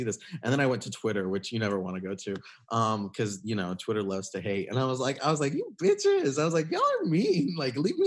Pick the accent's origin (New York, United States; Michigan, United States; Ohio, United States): Michigan, United States; I grew up in Michigan in a pretty small town. It was close to a big university. It was close to Michigan State University